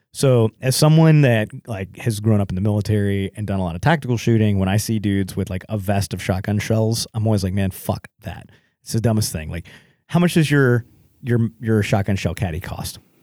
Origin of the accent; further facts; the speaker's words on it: Texas, United States; me growing up in Texas